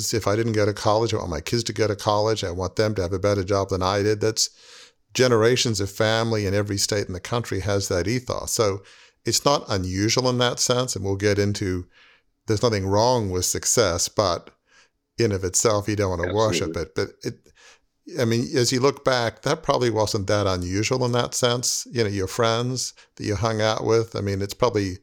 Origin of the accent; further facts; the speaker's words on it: Australia; I grew up in Australia